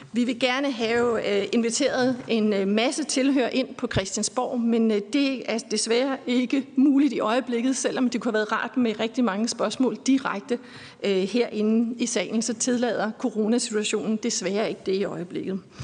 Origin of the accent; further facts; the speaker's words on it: Aarhus, Central Denmark Region, Denmark; i min hjemby Aarhus